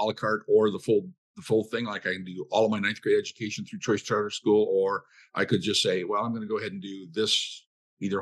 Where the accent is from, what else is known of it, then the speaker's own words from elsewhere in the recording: Montana, United States; now in Iowa, United States; I come from Montana, which is also much more of a rural state.